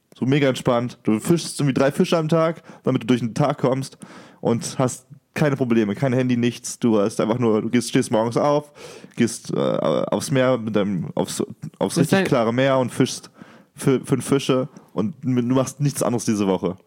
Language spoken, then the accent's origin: German; Germany; bei uns in Deutschland